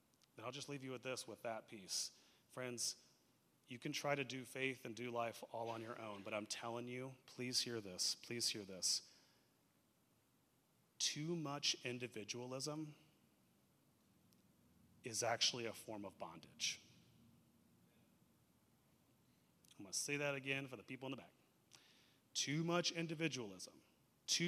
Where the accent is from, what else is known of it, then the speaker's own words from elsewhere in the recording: United States; we as American Christians